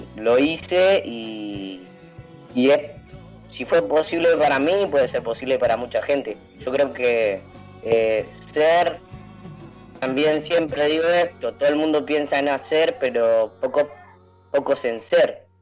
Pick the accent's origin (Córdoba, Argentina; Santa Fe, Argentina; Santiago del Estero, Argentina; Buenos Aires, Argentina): Santa Fe, Argentina; Elisa; yo soy de Elisa, Santa Fe